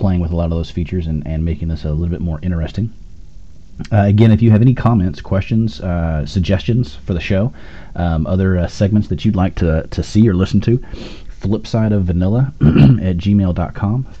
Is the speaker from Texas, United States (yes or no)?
yes; Austin, Texas, United States; I'm from Austin, Texas